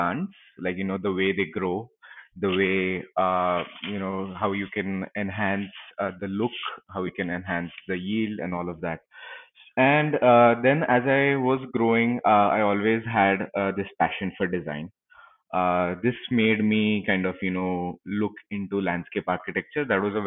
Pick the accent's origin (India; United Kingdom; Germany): India; Pune, Maharashtra; also born or lived in Los Angeles; I've been born and brought up in Pune itself